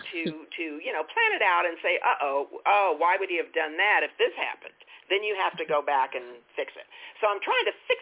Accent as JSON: {"language": "English", "town": "Albuquerque", "region": "New Mexico", "country": "United States", "tie": "born or raised there", "also_born_or_lived": "San Francisco / Los Angeles", "moved": "as an adult", "said": "I came from New Mexico, and I moved back here in 2014"}